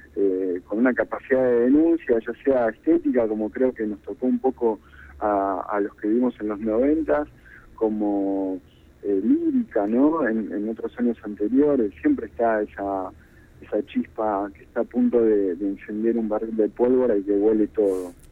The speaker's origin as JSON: {"language": "Spanish", "country": "Argentina", "said": "cuando empiezo a analizar como argentino"}